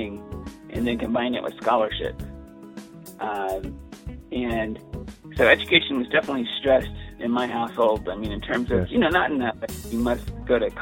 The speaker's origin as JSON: {"language": "English", "town": "Los Angeles", "region": "California", "country": "United States", "tie": "born or raised there", "said": "first I grew up in Baldwin Hills in Los Angeles until I was about nine"}